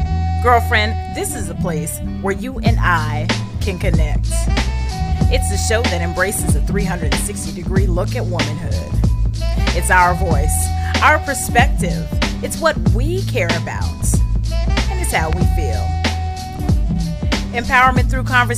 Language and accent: English; Sacramento, California, United States; We both grew up in South Sac, very proud South Sac. I grew up in Meadowview